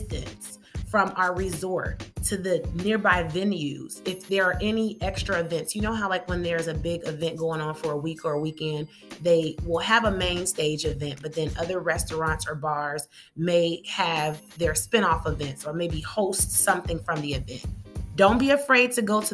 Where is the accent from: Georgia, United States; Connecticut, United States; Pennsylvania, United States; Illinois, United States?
Illinois, United States; Chicago; I'm from Chicago